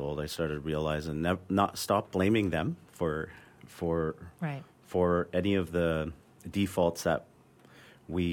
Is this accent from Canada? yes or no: yes; North Vancouver, British Columbia, Canada; I grew up in Oslohon Village in North Vancouver, part of the Squamish Nation